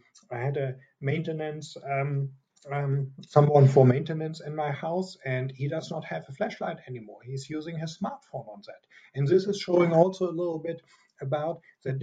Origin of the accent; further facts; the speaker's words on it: Germany; accent: German; English is a second language; from my strong accent, I'm a German. I'm here in Europe, in Munich right now.